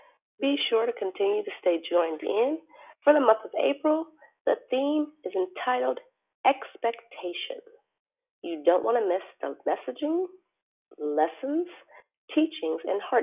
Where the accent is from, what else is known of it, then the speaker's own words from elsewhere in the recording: Arizona, United States; I'm a teacher from Arizona, and I am your hostess this morning.